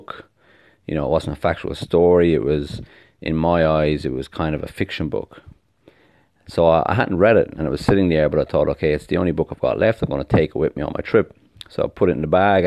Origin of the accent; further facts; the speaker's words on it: Ireland; now in Australia; I live in Australia, you know, I'm from Ireland originally.